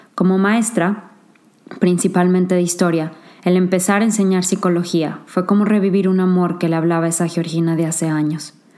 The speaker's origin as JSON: {"language": "Spanish", "region": "San Luis Potosí", "country": "Mexico", "tie": "born or raised there", "also_born_or_lived": "Monterrey, Mexico / Singapore", "moved": "as an adult", "lives_now": "England", "said": "Nací en San Luis Potosí, México"}